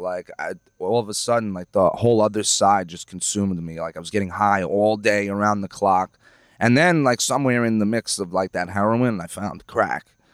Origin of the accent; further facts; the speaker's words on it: Lake Grove, New York, United States; I grew up in Ronkonkoma, Lake Grove